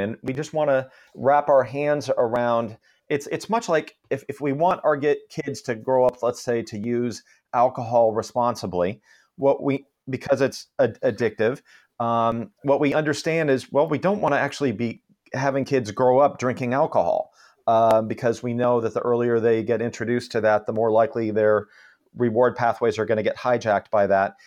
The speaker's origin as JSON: {"language": "English", "town": "Palo Alto", "region": "California", "country": "United States", "tie": "born or raised there", "also_born_or_lived": "Walnut Creek, California", "said": "I grew up in Palo Alto"}